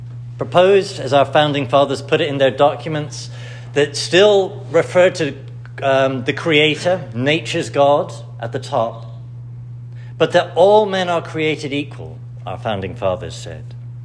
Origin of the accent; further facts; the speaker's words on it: United States; accent: British; As an American, I am actually, despite what I sound like, an American citizen, raised abroad, and therefore in a certain sense with a particular awareness of America.